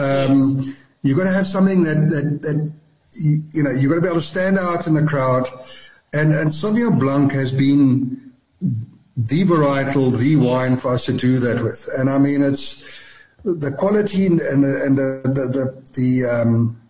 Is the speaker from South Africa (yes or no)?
yes; South Africa; when I was a youngster growing up in Chikai, we used to deliver milk door to door